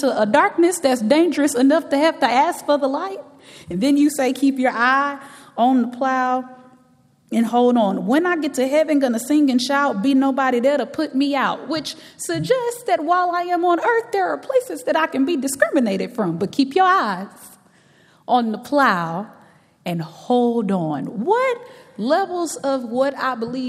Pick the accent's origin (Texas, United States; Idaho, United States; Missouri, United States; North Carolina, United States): Texas, United States; Galveston; as a young girl growing up in Galveston, Texas